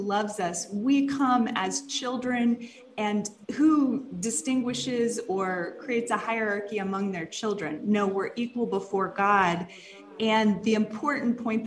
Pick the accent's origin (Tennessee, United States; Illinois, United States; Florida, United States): Florida, United States; Jacksonville; moved away as an adult; also born or lived in Dallas area, Texas; I did grow up in the Dallas area, and then in North Florida, Jacksonville is my hometown.